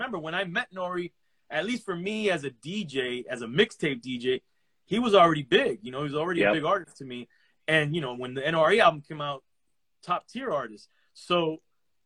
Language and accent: English; Miami, Florida, United States; also born or lived in Los Angeles; I was born in Los Angeles to Cuban parents, raised in Miami